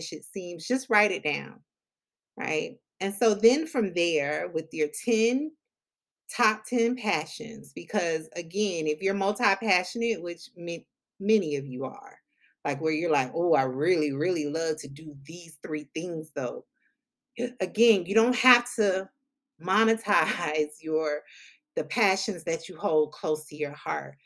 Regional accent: Palm Beach County, South Florida, United States; I'm originally from South Florida, Palm Beach County, 561

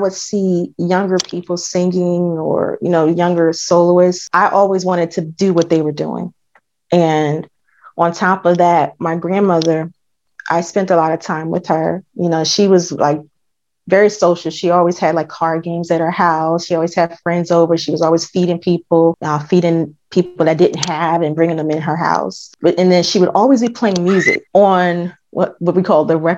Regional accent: New Jersey, United States; I'm from New Jersey

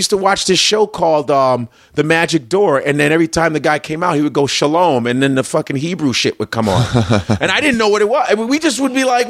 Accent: Chicago, Illinois, United States; also born or lived in Lincoln, Nebraska; now in New York, United States; we're both from Chicago

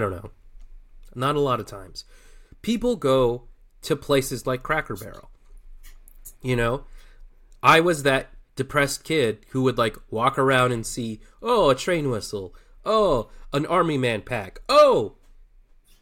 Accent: Arizona, United States; I'm from Arizona

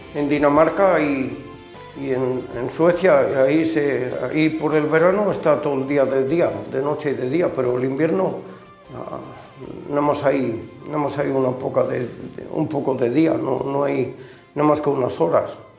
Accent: Ciudad Rodrigo, Castile and León, Spain; born or raised there; moved away as an adult; also born or lived in Germany

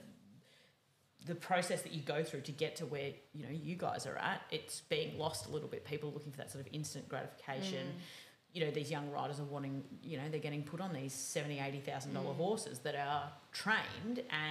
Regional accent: Melbourne, Victoria, Australia; city kids like myself, I grew up in Melbourne as well.

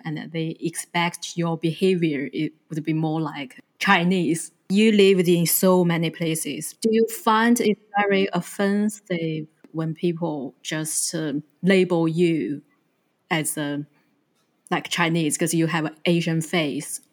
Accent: New Zealand; I'm from New Zealand

